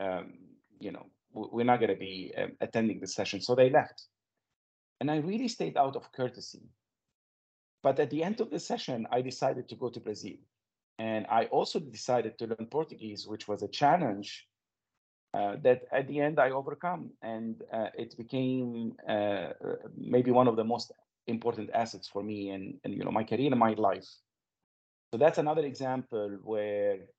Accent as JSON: {"language": "English", "country": "Lebanon", "tie": "born or raised there", "also_born_or_lived": "Montreal, Canada", "moved": "as an adult", "said": "as you can notice from my accent, I come from Lebanon. This is the place where I was born and where I grew up"}